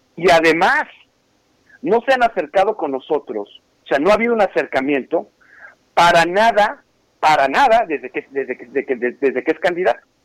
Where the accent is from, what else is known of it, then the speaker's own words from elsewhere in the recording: Mexico; now in Houston, United States; aquí trabajando como mexicano en los Estados Unidos